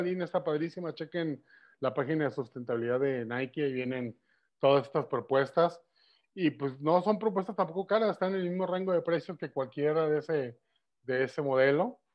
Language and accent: Spanish; Guadalajara, Jalisco, Mexico; accent: tapatío; los mexicanos no tenemos acento, hablamos como en las películas.